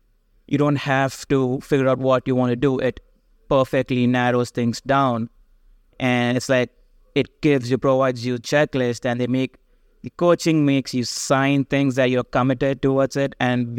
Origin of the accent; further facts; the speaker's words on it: India; So going back to my background, I came from education from India.